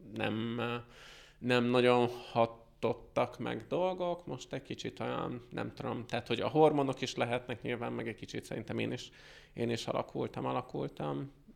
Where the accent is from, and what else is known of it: Hungary; moved away as an adult; now in United States